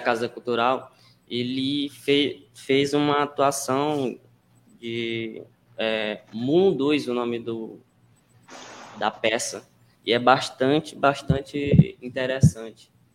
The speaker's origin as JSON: {"language": "Portuguese", "town": "Vargem Grande", "region": "Maranhão", "country": "Brazil", "said": "sou de Vargem Grande, aqui um, uma cidade que é bastante conhecida culturalmente"}